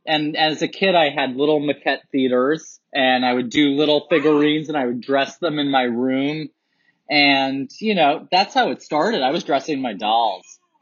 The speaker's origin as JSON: {"language": "English", "town": "New York City", "region": "New York", "country": "United States", "tie": "born or raised there", "said": "I grew up in Soho, New York, and I'm a real like downtown loft kid"}